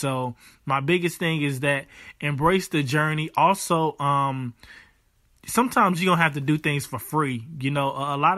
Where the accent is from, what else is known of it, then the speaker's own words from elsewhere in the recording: Charlotte, North Carolina, United States; I'm from Charlotte, North Carolina